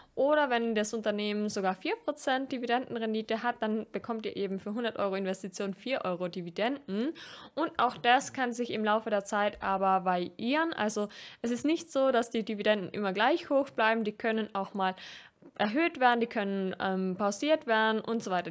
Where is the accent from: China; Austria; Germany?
Austria; als Österreicherin